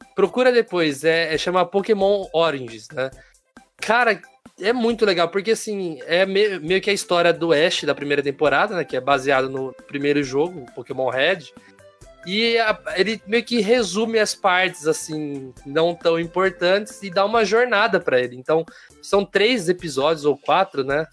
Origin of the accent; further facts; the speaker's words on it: Americana, São Paulo, Brazil; aqui na minha região, região de Campinas aqui, sou de Americana